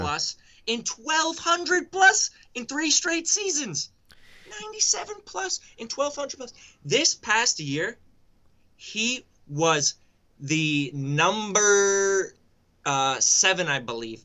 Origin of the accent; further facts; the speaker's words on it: New England, United States; born and raised in New England